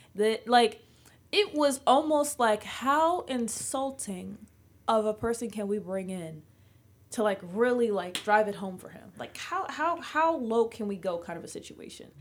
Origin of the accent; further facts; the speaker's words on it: Maryland, United States; I'm from Maryland